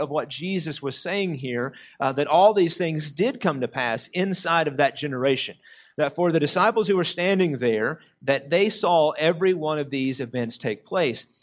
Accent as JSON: {"language": "English", "country": "United States", "said": "us as American Christians"}